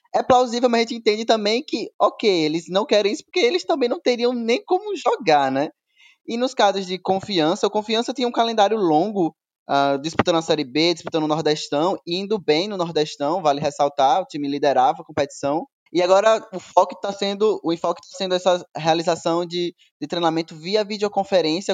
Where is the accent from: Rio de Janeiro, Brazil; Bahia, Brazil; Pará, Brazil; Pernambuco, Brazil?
Bahia, Brazil; also born or lived in Sergipe; eu tô na Bahia, estou na minha terra